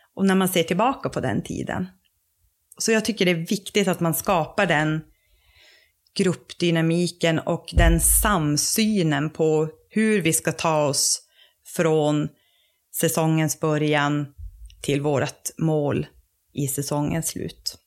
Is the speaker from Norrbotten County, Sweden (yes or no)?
yes; Råneå, Norrbotten County, Sweden; also born or lived in Luleå; kommer ursprungligen från Råneå där jag är uppvuxen